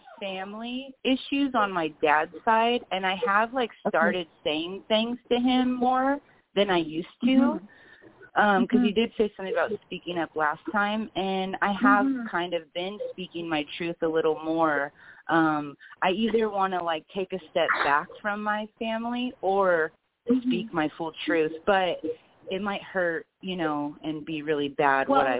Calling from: California, United States; I'm calling from California.

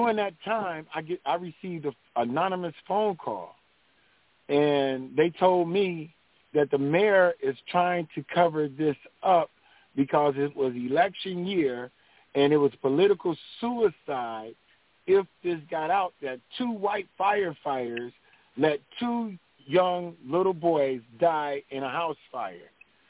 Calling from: Flint, Michigan, United States; I'm calling from Flint, Michigan.

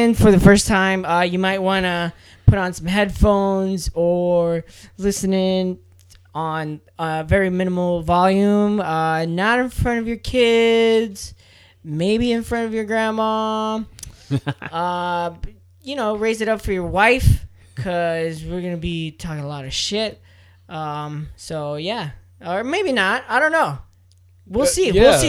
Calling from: San Diego, California, United States; We are reporting from San Diego, California, where it's finally cooling down.

